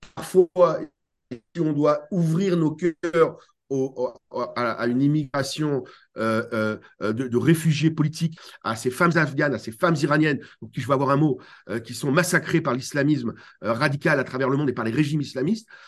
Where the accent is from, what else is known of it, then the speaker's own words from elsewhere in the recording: France; Chez nous en France